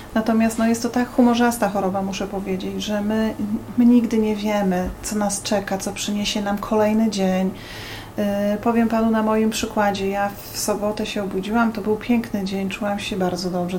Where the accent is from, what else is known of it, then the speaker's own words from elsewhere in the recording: Bydgoszcz, Kuyavian-Pomeranian Voivodeship, Poland; pochodzę z Bydgoszczy